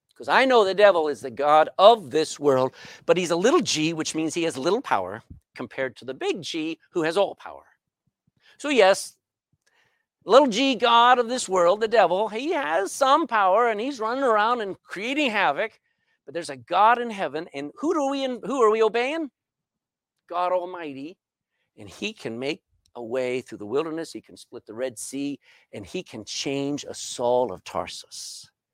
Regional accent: Texas, United States; moved away as an adult; now in Ireland; I'm a Texan.

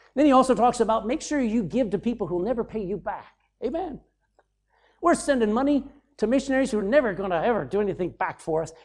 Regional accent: Texas, United States; I'm from Texas

